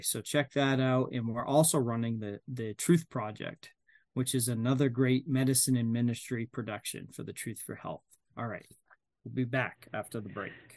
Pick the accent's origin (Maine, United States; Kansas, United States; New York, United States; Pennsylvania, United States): Maine, United States; I'm from Maine